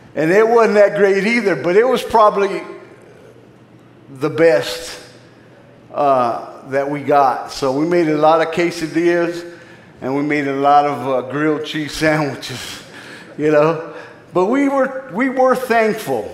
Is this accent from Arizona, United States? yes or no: yes; Phoenix, Arizona, United States; I grew up in Phoenix, Arizona. I grew up in the inner city